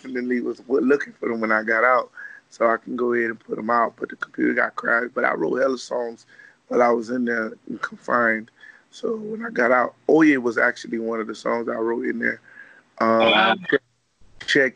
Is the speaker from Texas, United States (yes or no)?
no; Miami, Florida, United States; I'm the General of my hometown, which is Little Haiti